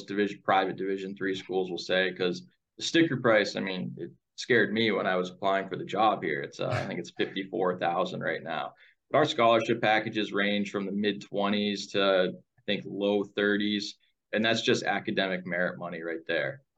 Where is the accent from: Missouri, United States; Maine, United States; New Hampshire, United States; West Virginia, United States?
New Hampshire, United States; moved away as an adult; also born or lived in New England; now in Ashland, Wisconsin, United States; I'm from New Hampshire, complete different part of the country